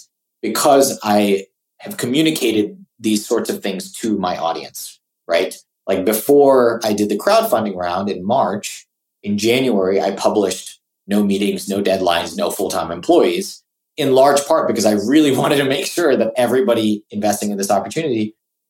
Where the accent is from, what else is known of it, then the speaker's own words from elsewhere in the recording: Singapore; moved away; also born or lived in California; I grew up in Singapore